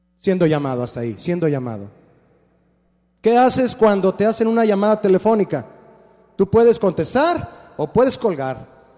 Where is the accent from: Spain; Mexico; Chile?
Mexico; Todos, todos nacimos en México